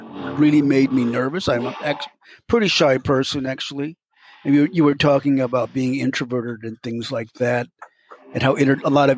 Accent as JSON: {"language": "English", "region": "Ohio", "country": "United States", "tie": "born or raised there", "also_born_or_lived": "Chicago / Indianapolis", "moved": "yes", "lives_now": "Wisconsin, United States", "said": "I was born in Ohio"}